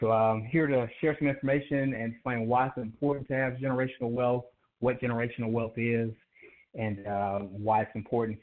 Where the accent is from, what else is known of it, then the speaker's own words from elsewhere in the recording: Atlanta, Georgia, United States; I am from Atlanta, Georgia